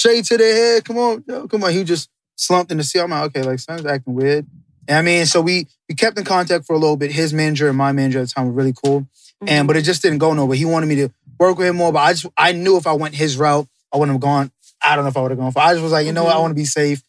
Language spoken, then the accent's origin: English; New York City, New York, United States; also born or lived in Tema, Ghana; I'm from the Bronx. I'm born and raised, but I did go back to Ghana a lot